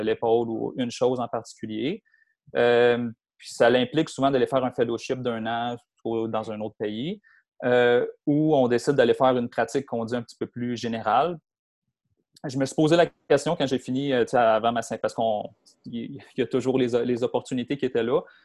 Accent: Montreal, Quebec, Canada; moved away as an adult; also born or lived in Sherbrooke / Victoriaville / Saint-Eustache; now in Blainville, Canada; je viens, de, dans le fond, de Anjou, euh, est de ah! Montréal. Euh, j'ai grandi là euh, toute ma jeunesse

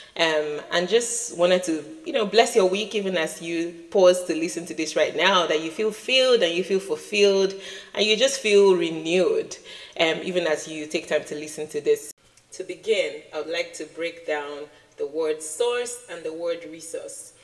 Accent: Nigeria; As a Nigerian child

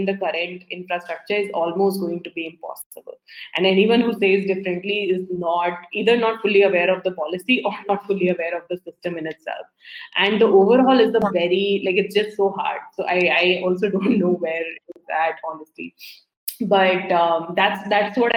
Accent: India; moved away; growing up in India

